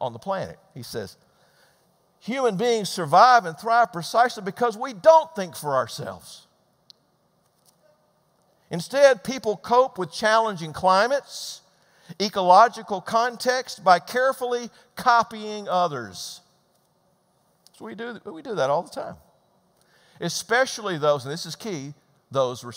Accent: Georgia, United States; moved away as an adult; also born or lived in Midwest; We grew up in Georgia. That's where I'm from.

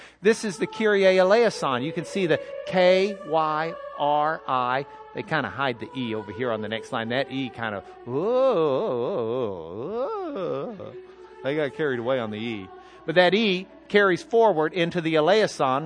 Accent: Lubbock, Texas, United States; I'm from Lubbock

